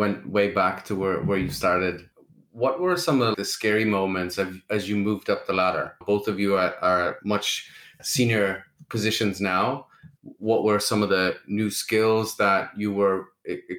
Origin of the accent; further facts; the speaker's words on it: Lithuania; moved away; I never really worked back in Lithuania. I left the country very young